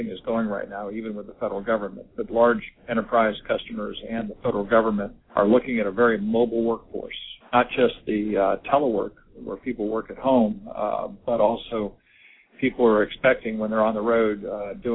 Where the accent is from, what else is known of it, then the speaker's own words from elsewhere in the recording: Washington, District of Columbia, United States; moved away as an adult; also born or lived in West Coast; now in Annapolis, United States; my hometown of Washington, D.C.